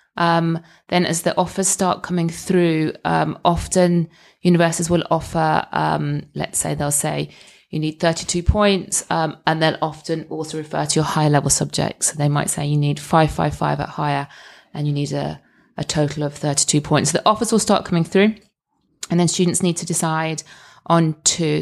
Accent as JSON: {"language": "English", "region": "Scotland", "country": "United Kingdom", "said": "as a Scot"}